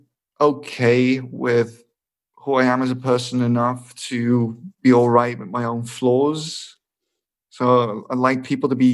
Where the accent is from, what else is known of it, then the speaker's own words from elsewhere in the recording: Rotterdam area, South Holland, Netherlands; first language English and Dutch; I'm half Scottish and I'm from the Rotterdam area